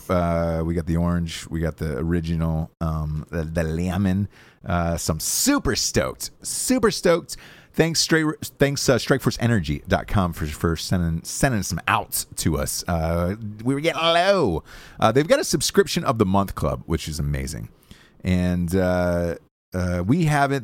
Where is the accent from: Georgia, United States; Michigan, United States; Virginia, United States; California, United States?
Georgia, United States; Atlanta; moved away; my hometown